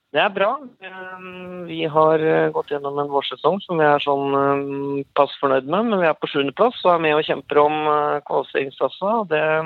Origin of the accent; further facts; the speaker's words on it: Kongsvinger, Innlandet, Norway; jeg er jo opprinnelig fra Kongsvinger